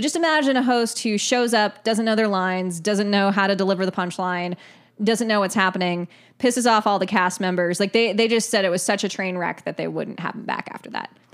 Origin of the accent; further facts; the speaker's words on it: Ireland; I'm Irish